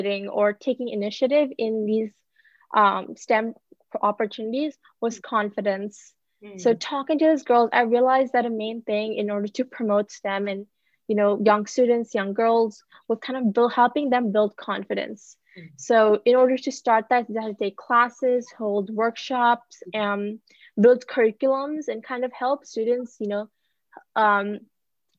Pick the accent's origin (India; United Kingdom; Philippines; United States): India; moved away; I'm from India